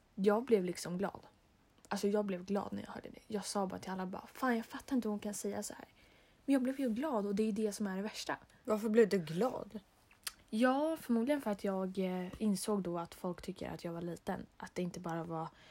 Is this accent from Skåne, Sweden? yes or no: no; Stockholm, Stockholm County, Sweden; now in Molkom, Sweden; vi är från Stockholm